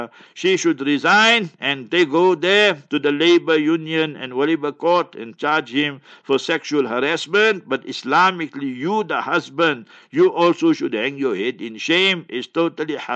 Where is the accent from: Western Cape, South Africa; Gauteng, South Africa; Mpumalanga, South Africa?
Gauteng, South Africa; Heidelberg; moved away; One day I went to Heidelberg, my hometown.